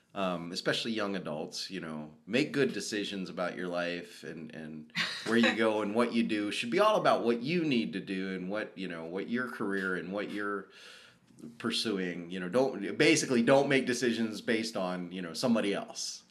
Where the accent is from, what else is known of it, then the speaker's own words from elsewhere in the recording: the South, United States; I grew up in the South